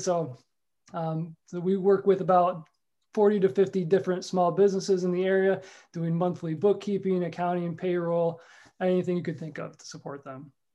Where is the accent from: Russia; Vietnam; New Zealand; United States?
United States; New York Mills, New York; also born or lived in Rochester, New York; now in Whitesboro, United States; I'm a New York Mills guy, born and raised